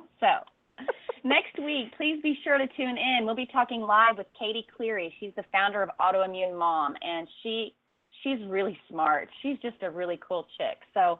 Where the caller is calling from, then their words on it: Costa Rica; We got a big thunderstorm rolling through here, ladies, you know, and I'm calling from Costa Rica, so you just never know